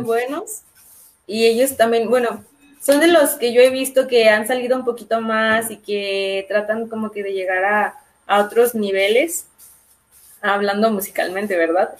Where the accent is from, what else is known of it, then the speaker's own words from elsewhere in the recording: León, Guanajuato, Mexico; nosotros somos de León